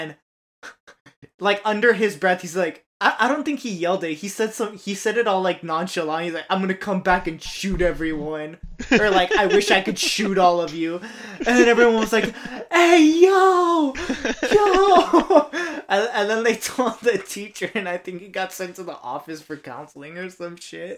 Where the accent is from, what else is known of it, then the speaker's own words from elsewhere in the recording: United States; I do, bro. Like how us Americans grow up knowing what school shootings are like.